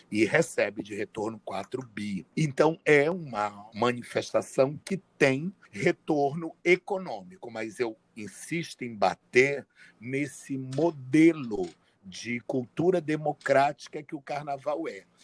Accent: Rio de Janeiro, Brazil; Eu sou carioca, de Campo Grande.

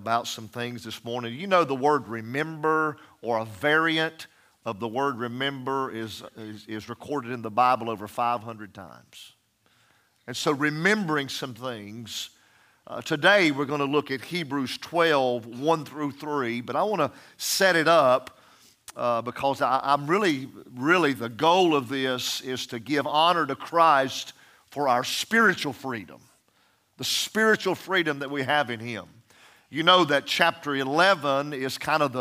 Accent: United States; I still am proud to be American.

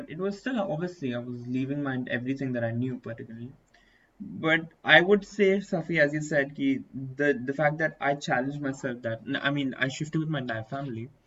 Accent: Dubai, United Arab Emirates; because I was born in Dubai. I was brought up

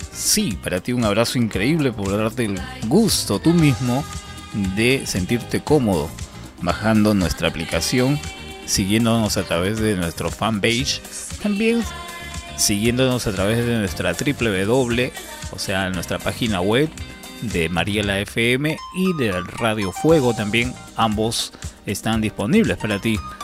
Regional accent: Peru

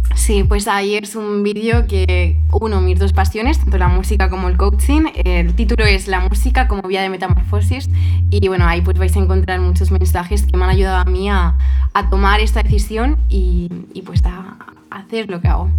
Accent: Toledo, Castilla-La Mancha, Spain; yo soy de Toledo, soy toledana

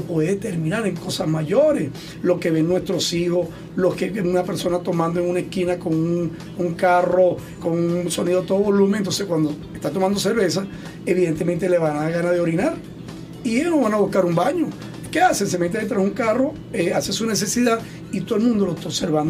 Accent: Venezuela; como venezolano

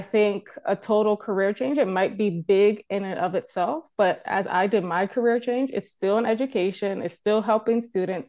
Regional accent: United States; moved away as an adult; now in Canada; I am a American born, um, but I'm a Canadian resident now

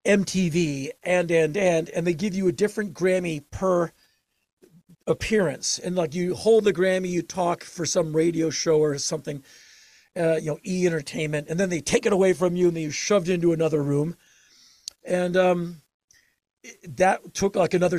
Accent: Washington, District of Columbia, United States; I grew up with in Washington, D.C.

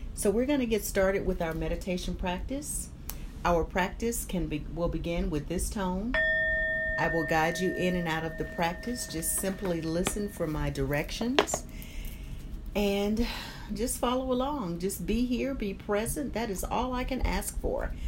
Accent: Albany, Georgia, United States; I had a place in my hometown, Albany, Georgia

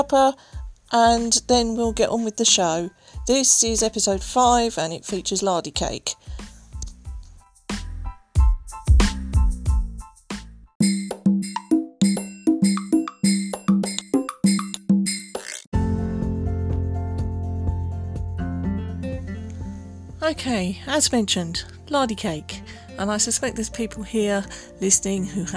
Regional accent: Berkshire, South East England, United Kingdom; I actually live in Berkshire. I was born in Berkshire.

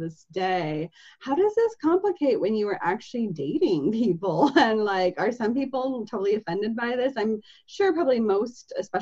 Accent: Seattle, Washington, United States; I'm from Seattle. I live in Seattle

